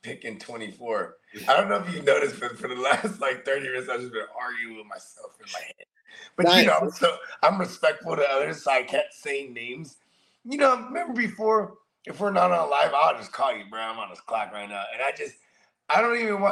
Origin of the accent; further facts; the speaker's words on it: Bay Area, California, United States; I'm from the Bay Area